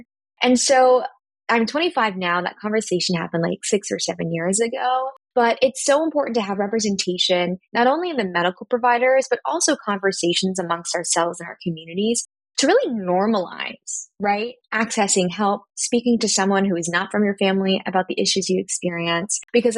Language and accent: English; Philippines; I am Filipino and half white, and my mother most certainly was not supportive about mental health as I was going through high school and college.